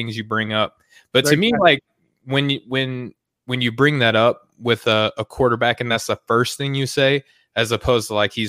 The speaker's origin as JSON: {"language": "English", "region": "Arkansas", "country": "United States", "said": "I'm from Arkansas"}